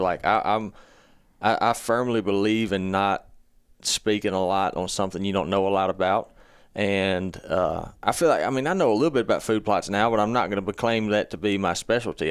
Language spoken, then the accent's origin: English; Mississippi, United States; we're all from Mississippi, too